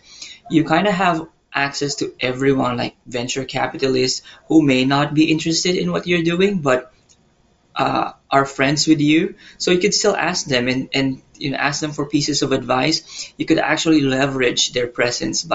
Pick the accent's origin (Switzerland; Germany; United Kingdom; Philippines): Philippines; moved away as an adult; now in Taiwan; I'm originally from the Philippines, but I'm currently based here in Taiwan.